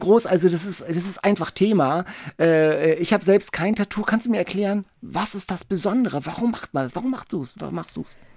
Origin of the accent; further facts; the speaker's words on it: Lübeck, Schleswig-Holstein, Germany; ich komme aus Lübeck